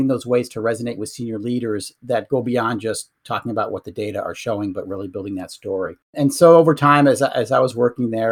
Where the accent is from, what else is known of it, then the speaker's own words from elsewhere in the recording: Western Massachusetts, United States; I grew up and live in Western Massachusetts